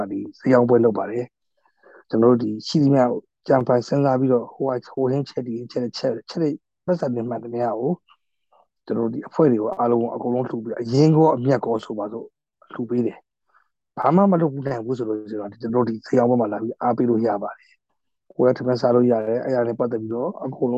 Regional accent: Myanmar; moved away as an adult; now in Taiwan

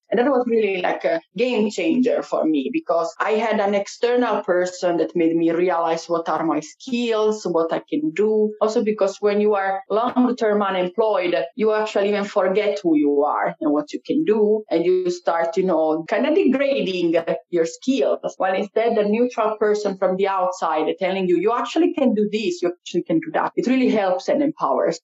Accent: Italy; moved away as an adult; now in Finland; I come from Italy. I moved to Finland about seven years ago.

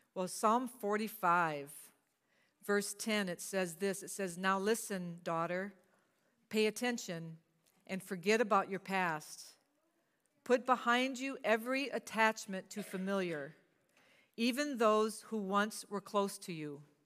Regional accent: Cajun, the South, Louisiana, United States; I'm from the South, so we do a lot of hankies

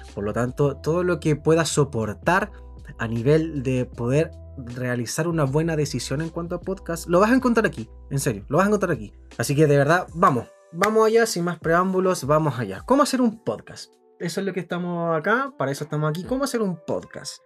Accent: Chile; como buen chileno

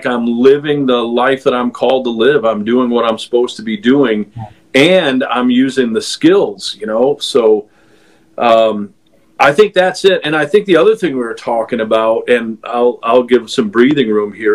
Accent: New York, United States; now in Fort Mill, United States; I'm a New Yorker

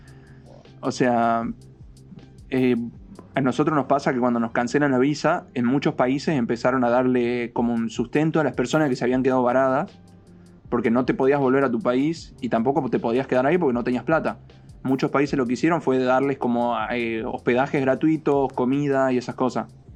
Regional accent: Argentina; moved away as an adult; yo me fui de Argentina el 18 de febrero de este año

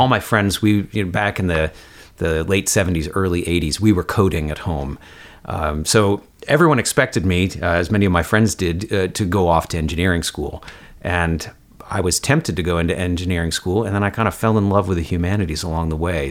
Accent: Woodstock, New York, United States; I grew up in Woodstock, New York, uh, right next to Kingston, New York

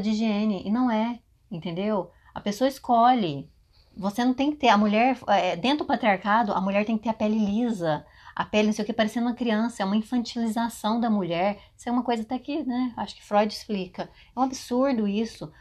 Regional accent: Brazil; first language Portuguese; moved away as an adult; now in United States; não acham que a gente é uhum. brasileiro

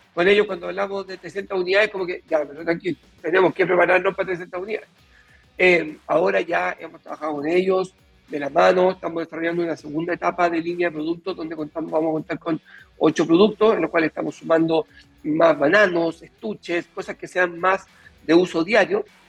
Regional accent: Chile

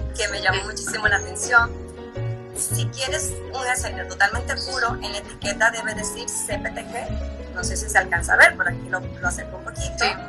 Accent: Dominican Republic; moved away as an adult; now in Mexico; soy dominicana y vivo en México hace 10 años

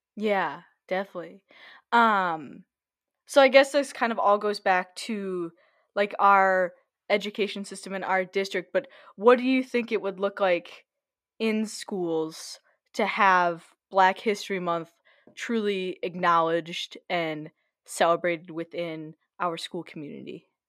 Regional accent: Lakeville, Minnesota, United States; we're both growing up in Lakeville

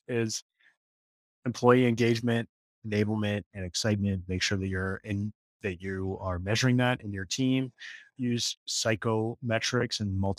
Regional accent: Ottawa, Ontario, Canada; In Ottawa, Canada.

